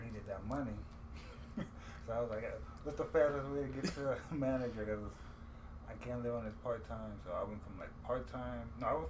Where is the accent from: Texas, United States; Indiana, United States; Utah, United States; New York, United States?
New York, United States; New York City; Yeah, I'm Jamaican because I'm from Jamaica, Queens.